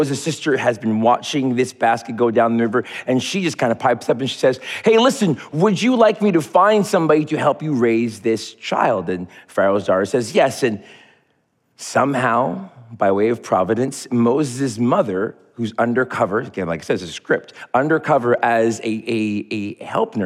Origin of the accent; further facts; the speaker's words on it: Montreal, Quebec, Canada; When I was 12 years old, growing up in Montreal, Quebec, God's country, God's hockey team